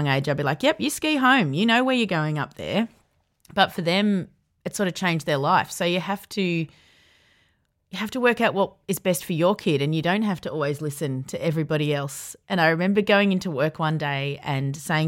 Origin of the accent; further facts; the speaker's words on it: Yarra Valley, Victoria, Australia; I grew up in the Yarra Valley